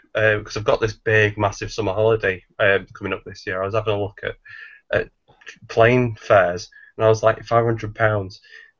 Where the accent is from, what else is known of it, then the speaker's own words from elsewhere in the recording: near Manchester, North West England, United Kingdom; I'm from England.